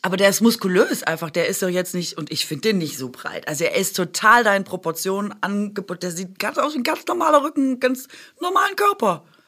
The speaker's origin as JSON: {"language": "German", "region": "Swabia", "country": "Germany", "said": "ich bin doch Schwäbin"}